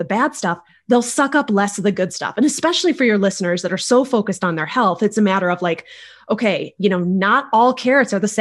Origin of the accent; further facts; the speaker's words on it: Northern Michigan, United States; I grew up in Michigan, in Northern Michigan, actually